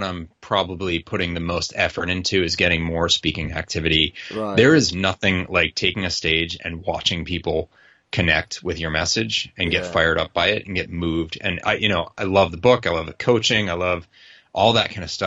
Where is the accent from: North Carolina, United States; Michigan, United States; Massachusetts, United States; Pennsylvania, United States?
Massachusetts, United States; Boston; I'm from Boston